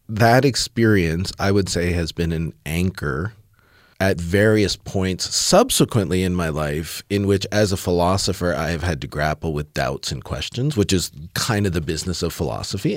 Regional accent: Southern Ontario, Canada; I grew up in Southern Ontario in Canada, a couple hours west of Toronto, in a, in a rural community

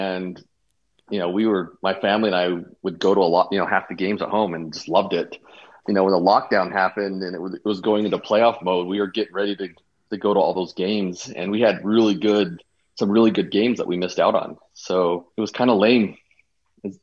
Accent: Kaysville, Utah, United States; moved away as an adult; I grew up in Kaysville, Utah, lived around the country a bit.

